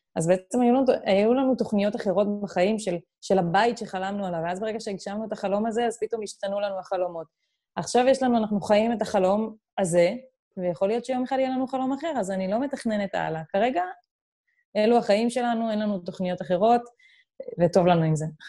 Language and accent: Hebrew; Israel; moved away as an adult; המקורות שלנו הם ישראלים